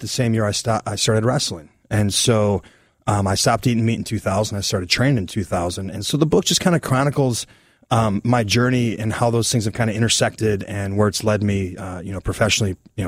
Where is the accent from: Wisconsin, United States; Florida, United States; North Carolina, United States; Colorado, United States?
Wisconsin, United States; my grandparents, I'm from Wisconsin, they had a farm